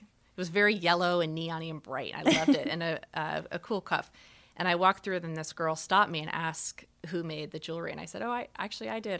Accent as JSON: {"language": "English", "region": "Arizona", "country": "United States", "tie": "born or raised there", "moved": "yes", "said": "growing up in Arizona"}